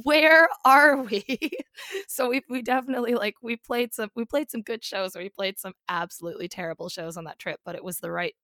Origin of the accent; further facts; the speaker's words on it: Comox Valley, Vancouver Island, British Columbia, Canada; moved away as an adult; now in London, United Kingdom; I am from the Comox Valley on Vancouver Island, so the West Coast.